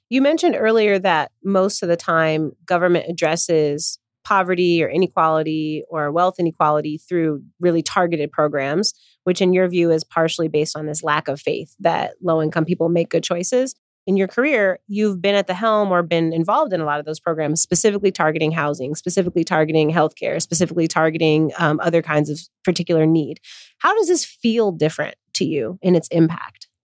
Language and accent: English; Chicago, Illinois, United States; my hometown, the Windy City, Chicago, Illinois